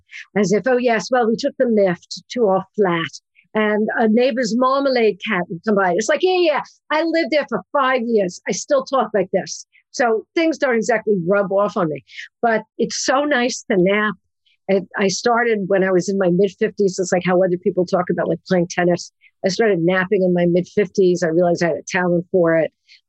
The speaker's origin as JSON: {"language": "English", "town": "New York City", "region": "New York", "country": "United States", "tie": "born or raised there", "also_born_or_lived": "Cambridge, England", "said": "I grew up originally on Ocean Avenue in Brooklyn, New York"}